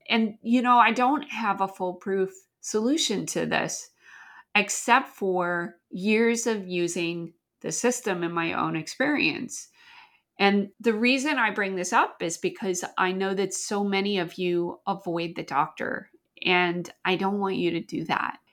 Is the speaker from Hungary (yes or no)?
no; Canada; now in United States; I grew up in Canada